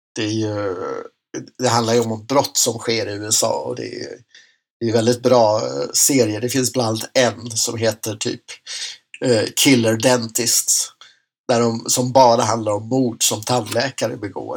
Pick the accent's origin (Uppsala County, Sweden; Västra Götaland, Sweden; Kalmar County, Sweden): Uppsala County, Sweden; Enköping; i Enköping där jag växte upp